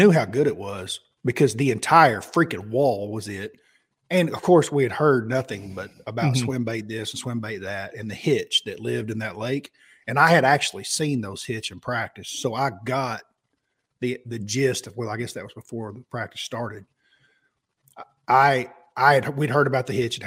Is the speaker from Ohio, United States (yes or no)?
no; Oklahoma, United States; I was from Oklahoma.